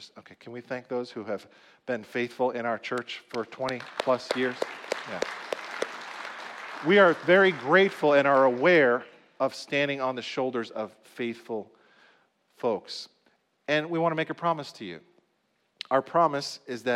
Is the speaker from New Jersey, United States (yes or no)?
yes; New Jersey, United States; also born or lived in Dallas, Texas; I grew up here in New Jersey, so I kind of know the culture here